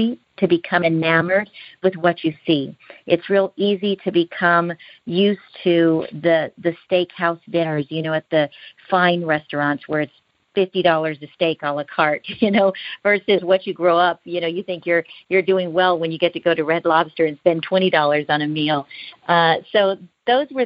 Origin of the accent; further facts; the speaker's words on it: Houston, Texas, United States; I was born in Houston, Texas, to parents who had immigrated legally from Mexico. And growing up as a lower middle class American here in the United States